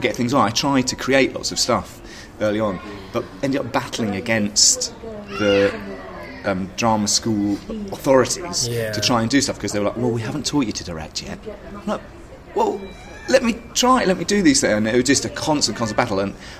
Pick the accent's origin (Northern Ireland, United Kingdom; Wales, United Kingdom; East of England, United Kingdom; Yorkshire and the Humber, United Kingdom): East of England, United Kingdom; Bishop's Stortford; also born or lived in Glasgow, United Kingdom; Well, I was born in Scotland. I was born in Glasgow. I left when I was about 8. Moved around and spent my teenage years in Bishop Stortford.